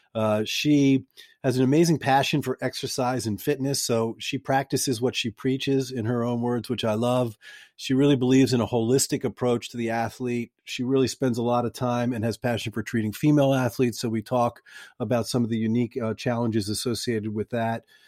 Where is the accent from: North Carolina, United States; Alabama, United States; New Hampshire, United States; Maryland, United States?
Maryland, United States; Pikesville; I grew up in Pikesville, Maryland, which is probably about twenty minutes away.